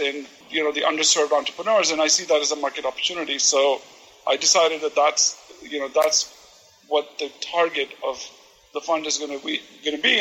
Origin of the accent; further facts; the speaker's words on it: India; now in Portland, United States; my background, you know, as an Indian immigrant